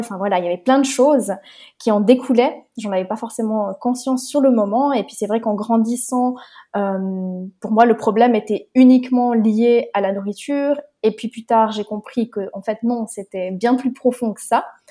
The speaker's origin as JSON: {"language": "French", "country": "Switzerland", "tie": "born or raised there", "also_born_or_lived": "Romania", "moved": "as an adult", "said": "je viens de Suisse. Je suis née en Suisse et actuellement, je suis nomade."}